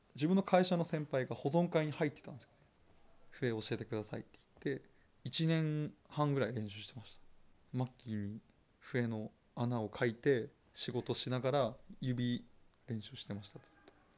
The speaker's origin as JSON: {"language": "Japanese", "town": "Nikaho", "region": "Akita", "country": "Japan", "tie": "born or raised there", "said": "私は高校卒業後地元このーに住みたいという思いが強くて地元に就職しました生まれ育った町"}